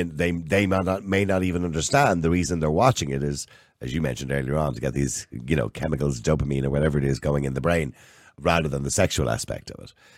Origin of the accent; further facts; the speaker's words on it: Ireland; we're Irish.